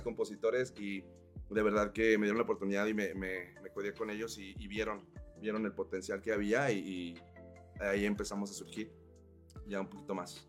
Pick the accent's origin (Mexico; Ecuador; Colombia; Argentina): Mexico; now in Morelos, Mexico; yo soy de Monterrey, Chihuahua, Monterrey. Este, mi familia es de Chihuahua, Monterrey también